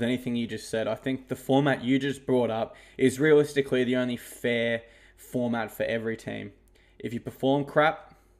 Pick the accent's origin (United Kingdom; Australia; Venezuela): Australia; Queensland; And I'm a Queenslander